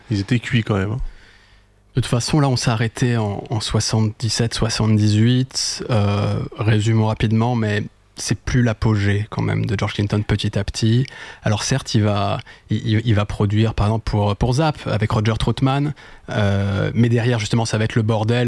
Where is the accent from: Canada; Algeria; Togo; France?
France; en tant que Français